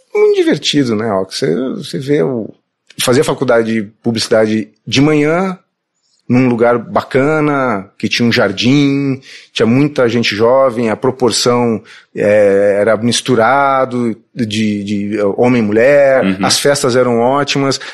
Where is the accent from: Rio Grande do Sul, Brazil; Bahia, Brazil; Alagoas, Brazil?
Rio Grande do Sul, Brazil; Porto Alegre; accent: gaúcho; moved away as an adult; also born or lived in Belém, Pará; now in São Paulo, Brazil; eu, apesar de eu ser bem gaúcho, colorado, é, ser, ser muito, ter esse sotaque e ser considerado gaúcho, eu sou paraense